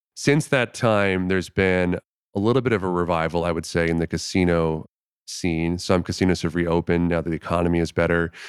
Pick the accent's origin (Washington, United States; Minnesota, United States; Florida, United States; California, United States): Florida, United States; moved away; also born or lived in Union City, New Jersey; I grew up in Florida